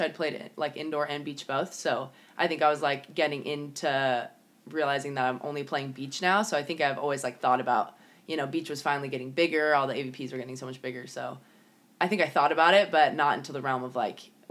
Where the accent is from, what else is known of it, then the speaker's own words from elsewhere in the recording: San Diego, California, United States; we're both from San Diego